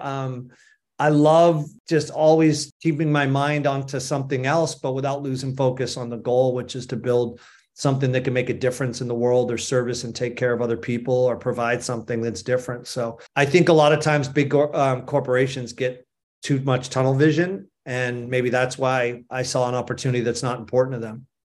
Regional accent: Boston, Massachusetts, United States; moved away; also born or lived in Vail, Colorado; I grew up in Boston, Massachusetts, and spent most of my time there until I moved to Vail in nineteen eighty-seven

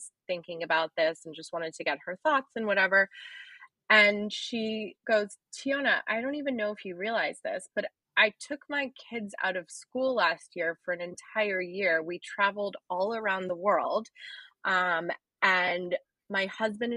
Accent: outside Philadelphia, Pennsylvania, United States; moved away as an adult; also born or lived in Brooklyn, New York; now in New York City, United States; I was born outside Philadelphia, like an hour and a half outside the city

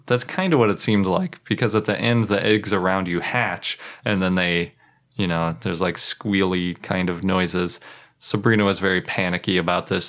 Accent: Milwaukee, Wisconsin, United States; I was born in Milwaukee

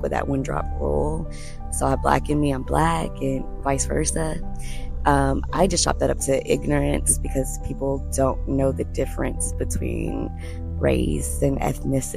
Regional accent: the South, United States; we're all from the South

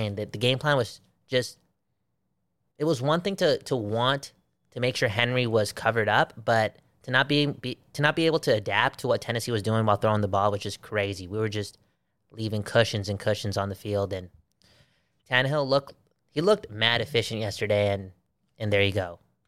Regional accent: Belgium; remember, I'm from Belgium. I'm from Belgium, and Belgium faces off against Canada sometime next week

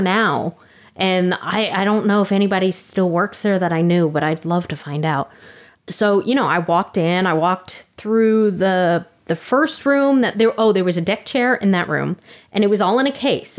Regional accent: Orlando, Florida, United States; Orlando, and I'm like, let's start with my hometown

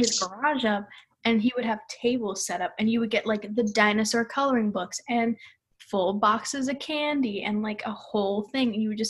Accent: Coral Springs, Florida, United States; when I grew up in Coral Springs, we lived in this neighborhood

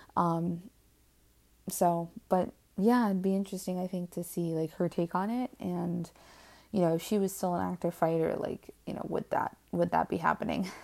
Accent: Cleveland, Ohio, United States; She's from Cleveland, and so am

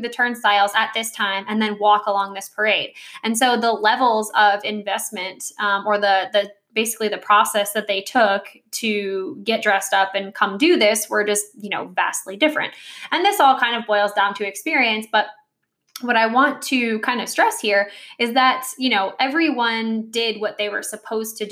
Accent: New Jersey, United States; I grew up in New Jersey

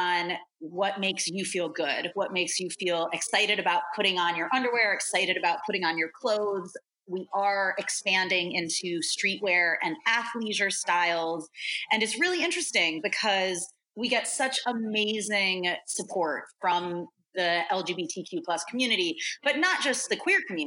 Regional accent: New York, United States; moved away as an adult; now in San Francisco Bay Area, United States; I am a New Yorker at heart, die hard

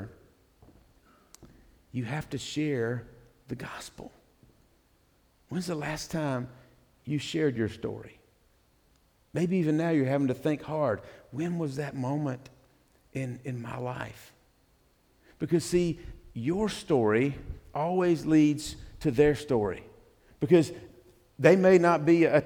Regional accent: the Bible Belt, United States; I grew up in the Bible Belt

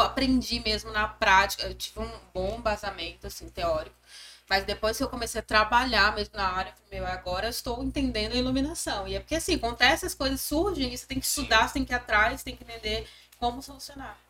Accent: Acre, Brazil; moved away; also born or lived in São Paulo; Sou do Acre, do Norte.

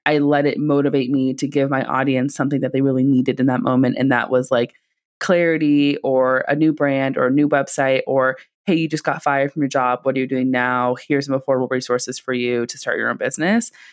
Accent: Silicon Valley, California, United States; I'm from the Silicon Valley

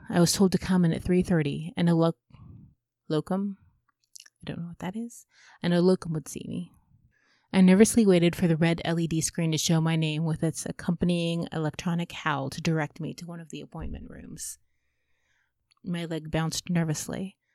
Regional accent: United Kingdom; I'm British, we don't do that.

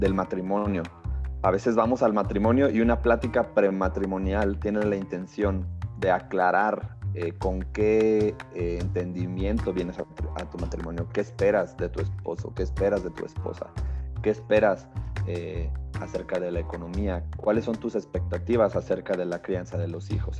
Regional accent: León, Guanajuato, Mexico; moved away as an adult; also born or lived in Mexico City; now in Querétaro, Mexico; Solo nací en la Ciudad de México, pero la mayoría de mi vida la, la pasé en León, Guanajuato.

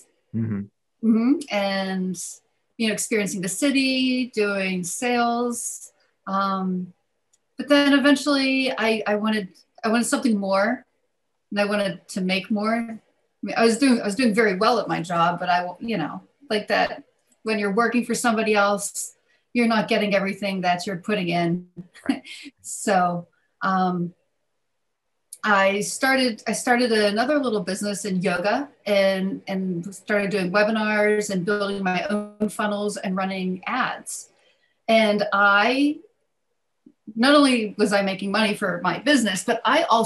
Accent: outside of Pittsburgh, Western Pennsylvania, United States; moved away as an adult; also born or lived in Philadelphia; I was raised in Western Pennsylvania, outside of Pittsburgh, in a small coal mining town

